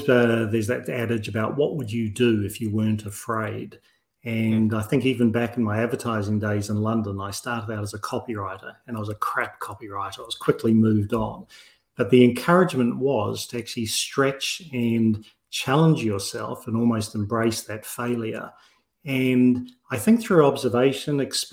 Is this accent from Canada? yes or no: no; New Zealand; I'm a New Zealander from birth